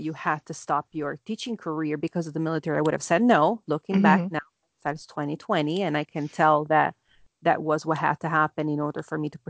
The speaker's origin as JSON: {"language": "English", "town": "Naples", "region": "Campania", "country": "Italy", "tie": "born or raised there", "also_born_or_lived": "Cambridge, England / Netherlands", "moved": "as an adult", "lives_now": "New York, United States", "said": "I was born and raised in Naples, southern Italy"}